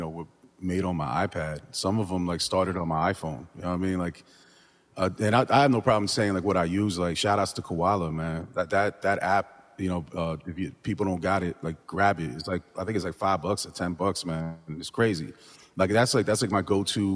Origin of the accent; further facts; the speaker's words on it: New Jersey, United States; growing up in Jersey